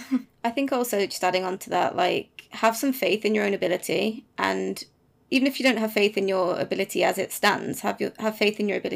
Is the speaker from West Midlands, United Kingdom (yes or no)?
yes; Birmingham, West Midlands, United Kingdom; Yeah, I'm from Birmingham